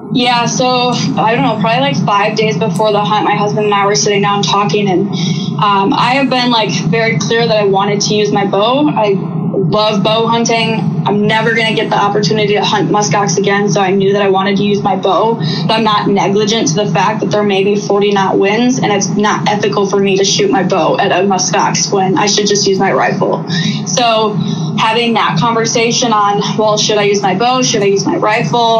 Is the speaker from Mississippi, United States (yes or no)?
no; Wisconsin, United States; moved away as an adult; also born or lived in Southeast Alaska; I grew up in Wisconsin.